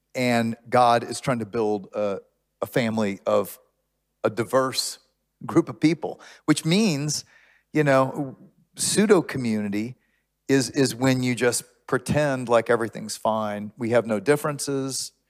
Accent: Houston, Texas, United States; now in Austin, United States; I grew up in Houston when Houston was not diverse

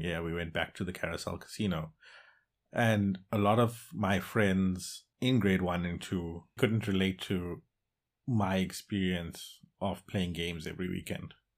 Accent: Johannesburg, Gauteng, South Africa; moved away as an adult; also born or lived in Durban, South Africa; now in Netherlands; born in Durban, South Africa, and at a very young age moved to Johannesburg, where I was raised for the majority of my life. Now, I live in the Netherlands.

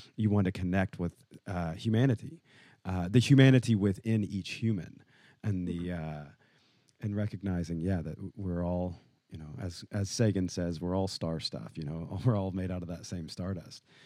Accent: Nashville, Tennessee, United States; I was raised in Nashville, Tennessee

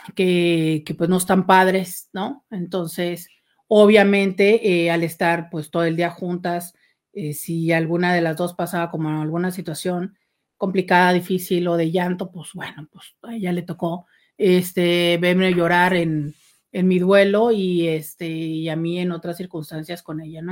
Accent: Mexico; soy mexicana

